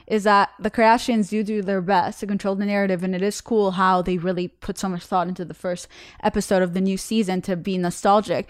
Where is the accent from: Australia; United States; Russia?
Russia; moved away; I'm from Russia